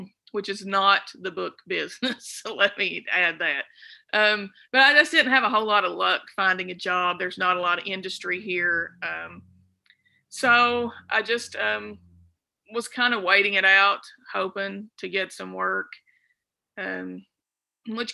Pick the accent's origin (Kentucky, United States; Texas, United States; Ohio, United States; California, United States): Kentucky, United States; Red Fox; also born or lived in Hazard, Kentucky; I'm from Knott County originally, born and raised, from Red Fox, went to school at Carr Creek and then on to Knott County Central